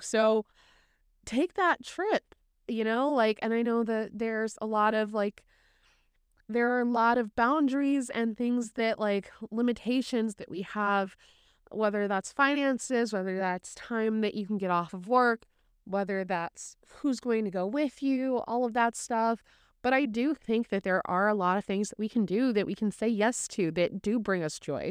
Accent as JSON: {"language": "English", "region": "Indiana", "country": "United States", "tie": "born or raised there", "also_born_or_lived": "Chicago", "said": "I was born and raised in Indiana."}